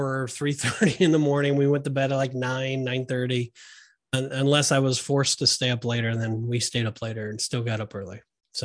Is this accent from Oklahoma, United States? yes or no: no; Orange County, California, United States; I was brought up in Orange County, California.